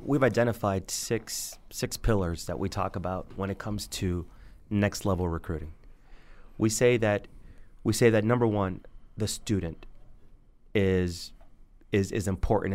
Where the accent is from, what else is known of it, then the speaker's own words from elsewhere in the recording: Miami, Florida, United States; moved away as an adult; also born or lived in Charlotte, North Carolina; I grew up in Miami, Florida